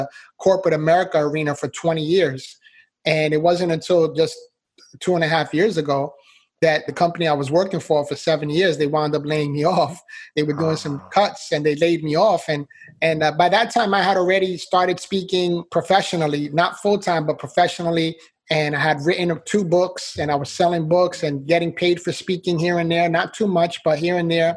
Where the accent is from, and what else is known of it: New York City, New York, United States; born or raised there